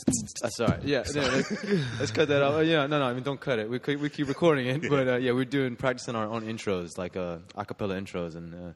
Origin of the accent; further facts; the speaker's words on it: Houston, Texas, United States; now in New York, United States; So a caveat here is that we're all from Houston. We're here in New York, but we're all from Houston originally.